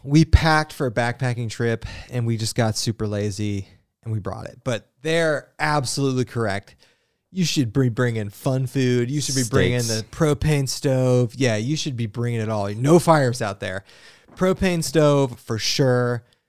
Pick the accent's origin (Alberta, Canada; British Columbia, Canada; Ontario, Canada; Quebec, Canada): British Columbia, Canada; So I'm from the West Coast in BC.